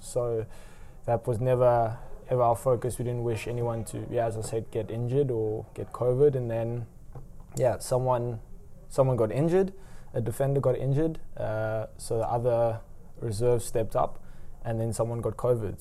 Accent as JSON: {"language": "English", "country": "South Africa", "moved": "as an adult", "lives_now": "Netherlands", "said": "as a South African"}